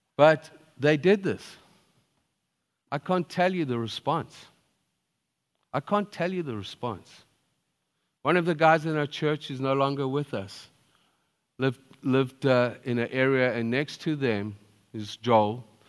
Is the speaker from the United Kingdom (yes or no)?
no; Zimbabwe; I was born in Zimbabwe